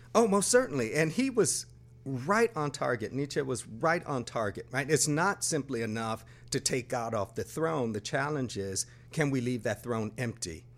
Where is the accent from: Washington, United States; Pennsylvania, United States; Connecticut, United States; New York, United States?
New York, United States; Buffalo; moved away as an adult; also born or lived in Brooklyn, New York; I grew up in Buffalo, New York